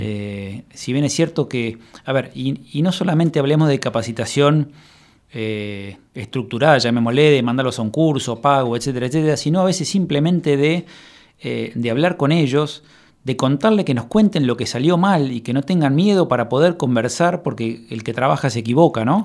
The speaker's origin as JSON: {"language": "Spanish", "region": "Buenos Aires", "country": "Argentina", "moved": "as an adult", "lives_now": "Coronel Suárez, Argentina", "said": "yo soy de Buenos Aires y, hace ya 10 años me vine a vivir a Suárez"}